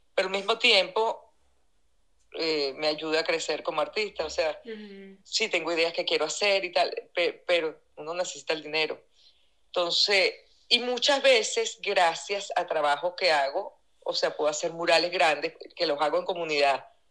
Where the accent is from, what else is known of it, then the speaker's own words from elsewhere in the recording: Venezuela; moved away as an adult; now in Indianapolis, United States; yo digo que yo crecí en Venezuela y vine a envejecer en Estados Unidos